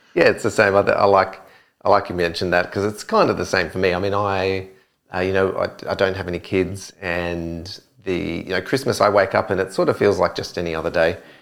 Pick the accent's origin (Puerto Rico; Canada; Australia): Australia; Adelaide, South Australia; moved away; I'm from Adelaide originally